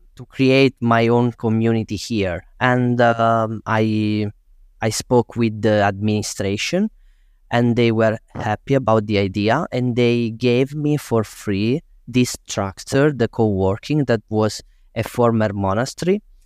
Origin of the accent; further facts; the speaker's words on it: Tursi, Basilicata, Italy; moved away as an adult; also born or lived in Rome; it's my hometown